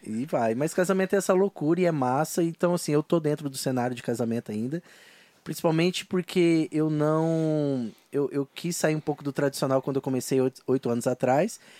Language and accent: Portuguese; Londrina, Paraná, Brazil; accent: mineiro; sou londrinense